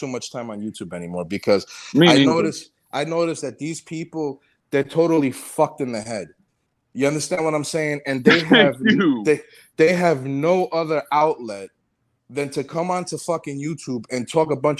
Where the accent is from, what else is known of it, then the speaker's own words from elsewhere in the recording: San Pedro de Macorís, Dominican Republic; moved away; that's my hometown in the Dominican Republic, San Pedro de Macorís.